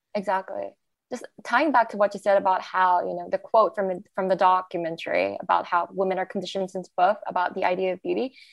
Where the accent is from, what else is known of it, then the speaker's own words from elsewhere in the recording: Malaysia; now in Australia; I'm from Malaysia. But even in Malaysia, growing up